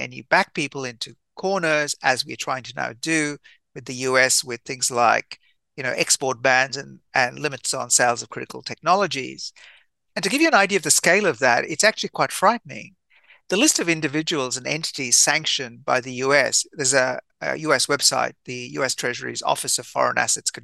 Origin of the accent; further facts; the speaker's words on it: India; I'm Indian by birth